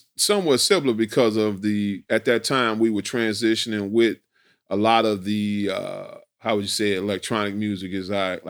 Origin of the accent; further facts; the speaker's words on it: Chicago, Illinois, United States; you just got to think about my neighborhood I grew up in. Yeah. I grew up in Brainerd Park.